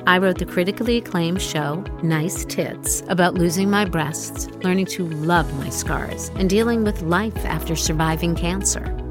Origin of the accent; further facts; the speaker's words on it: Five Towns, Long Island, New York, United States; I grew up in the Five Towns. which everyone's like, what are the five towns? But it's on the south shore of Long Island, not far from Queens.